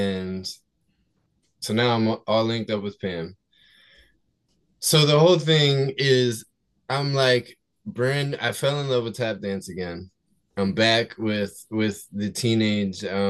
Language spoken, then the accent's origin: English; New Jersey, United States; I'm from South Jersey outside of Philadelphia